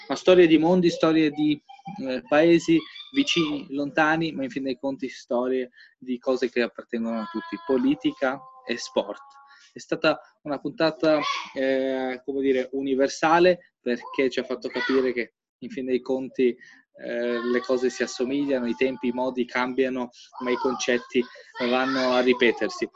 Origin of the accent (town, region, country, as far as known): Albania; now in Italy